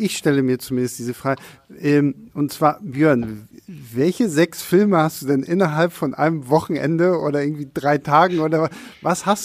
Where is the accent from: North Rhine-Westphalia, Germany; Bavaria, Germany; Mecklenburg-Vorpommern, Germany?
Mecklenburg-Vorpommern, Germany; Rostock; ich komme ja äh, gebürtig aus Rostock und in Rostock haben wir eigentlich nur eine große Kinokette